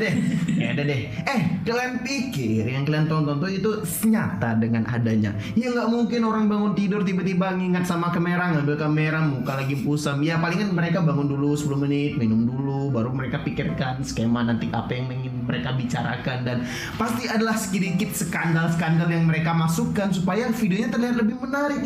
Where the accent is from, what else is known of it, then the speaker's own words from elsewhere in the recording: Sumatra, Indonesia; kita anak Sumatera.